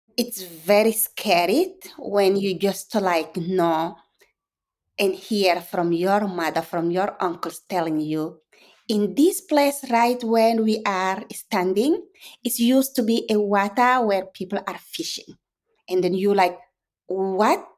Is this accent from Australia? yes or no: no; Chad; English is a second language; my hometown Chad